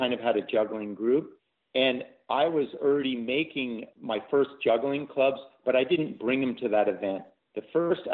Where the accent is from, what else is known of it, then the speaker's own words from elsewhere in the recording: Redwood City, California, United States; also born or lived in San Diego, California / Santa Cruz, California; I was actually born in San Diego, California, and I grew up in the Bay Area, living in Redwood City